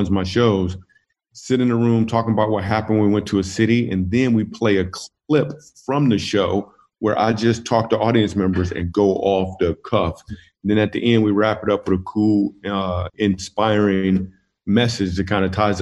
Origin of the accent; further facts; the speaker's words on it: Grand Rapids, Michigan, United States; moved away; I am from Grand Rapids, Michigan. That's my hometown.